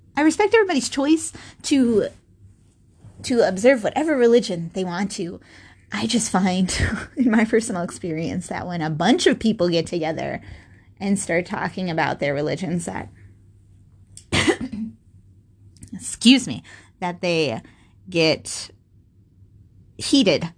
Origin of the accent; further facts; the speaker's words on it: Minnesota, United States; I was born and raised in Minnesota